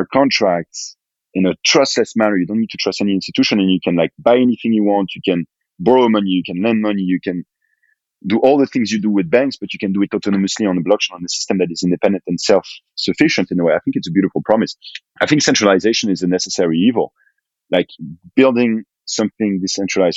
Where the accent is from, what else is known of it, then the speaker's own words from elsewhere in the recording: France; growing up in France